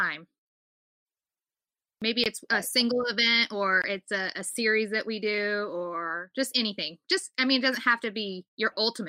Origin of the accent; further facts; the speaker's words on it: California, United States; I'm from California